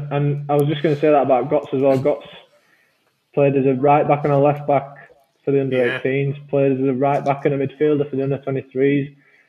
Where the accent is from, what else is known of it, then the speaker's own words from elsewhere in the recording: Leeds, Yorkshire and the Humber, United Kingdom; also born or lived in Newfoundland / Pudsey; I went to school in Bramley.